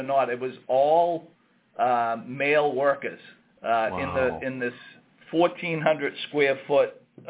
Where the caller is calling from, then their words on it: Saugus, Massachusetts, United States; I'm calling from our office in Saugus, Massachusetts. It's right next door to our flagship restaurant here on Route 1.